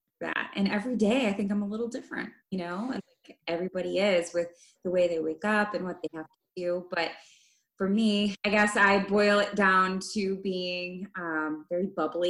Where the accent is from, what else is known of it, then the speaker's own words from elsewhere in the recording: Midwest, United States; as an American living on the standard American diet